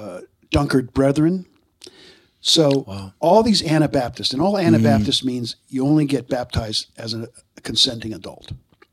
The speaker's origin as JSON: {"language": "English", "town": "Allentown", "region": "Pennsylvania", "country": "United States", "tie": "born or raised there", "moved": "as an adult", "lives_now": "Lebanon County, United States", "said": "I grew up in Allentown, which is all the way, you know, the … song, literally, over in Lehigh County."}